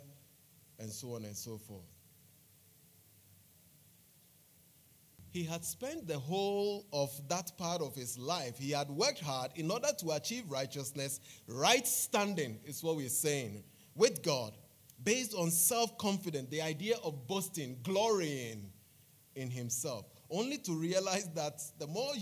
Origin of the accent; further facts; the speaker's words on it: Accra, Greater Accra, Ghana; Bubuyashi is one of the finest suburbs in Accra